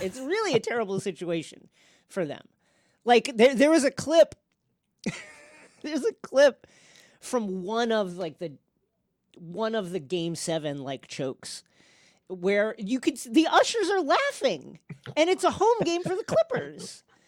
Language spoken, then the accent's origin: English; New York, United States; I'm from New York